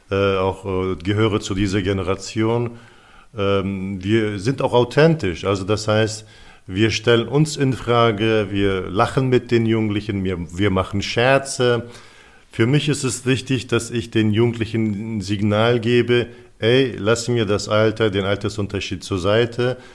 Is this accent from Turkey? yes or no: yes; Turkey; now in Germany; Ich bin zum Beispiel, ich komme aus der Türkei, also lebe äh, seit 27 Jahren in Deutschland.